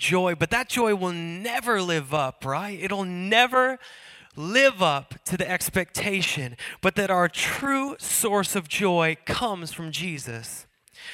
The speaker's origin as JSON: {"language": "English", "town": "Seattle", "region": "Washington", "country": "United States", "said": "I'm from Seattle"}